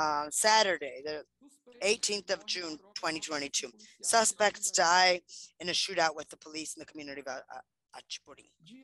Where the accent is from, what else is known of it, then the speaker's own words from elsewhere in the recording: Maranhão, Brazil; I live in Maranhão. I was born and raised in Maranhão, and I have lived there for 38 years. Maranhão is also a violent state.